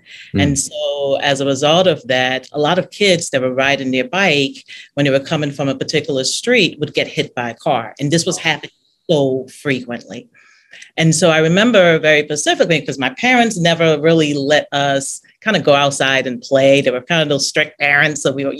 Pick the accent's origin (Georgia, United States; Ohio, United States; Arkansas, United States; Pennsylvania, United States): Pennsylvania, United States; Philadelphia; moved away as an adult; also born or lived in Brooklyn, New York / Nigeria; now in New Orleans, United States; we grew up in Nigeria to about 5 to 6 years of age. But we settled in Philadelphia. So the rest of my formative years, I was in Philadelphia. When I was 7 years old, we lived in Southwest Philly, the inner cities of Philadelphia.